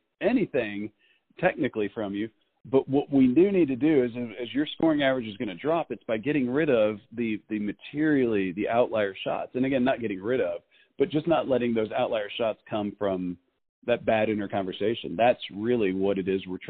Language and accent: English; Texas, United States; I'm from Texas